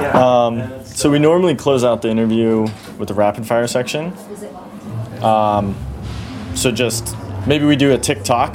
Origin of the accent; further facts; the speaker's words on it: Kansas City, United States; I grew up in Kansas City